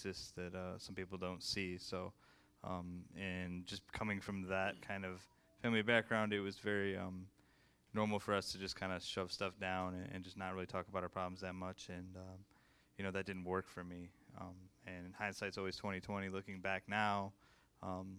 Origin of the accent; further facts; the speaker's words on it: Livonia, Michigan, United States; I was born and raised in Livonia, Michigan.